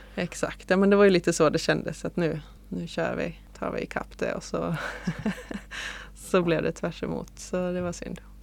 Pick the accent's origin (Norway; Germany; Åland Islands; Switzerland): Åland Islands; som ålänning